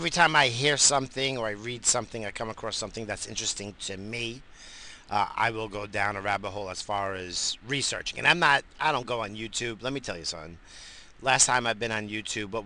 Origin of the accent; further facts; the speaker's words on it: United States; we're fucking American